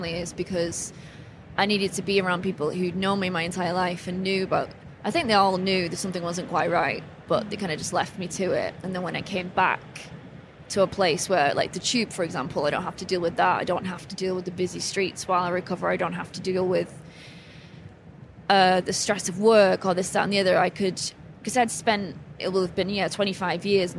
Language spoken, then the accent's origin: English; England, United Kingdom; born or raised there; moved away